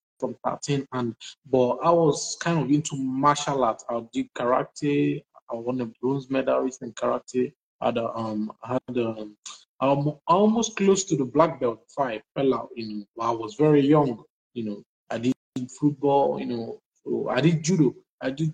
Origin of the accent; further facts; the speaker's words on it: Nigeria; I'm from Nigeria, and I'm Brass State, to be precise.